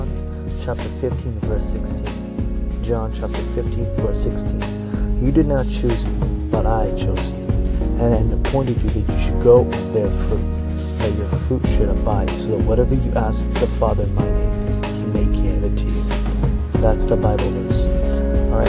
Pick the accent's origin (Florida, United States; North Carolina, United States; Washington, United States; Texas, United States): Washington, United States; Tacoma; I'm from Tacoma, Washington, come from a Slavic background